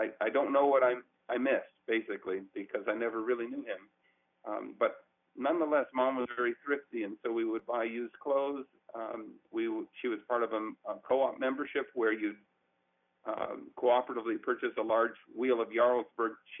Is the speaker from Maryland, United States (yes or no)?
yes; Baltimore, Maryland, United States; I grew up in Baltimore, Maryland, and we lived in Elkridge, which is west of the city by as little as 10 minutes.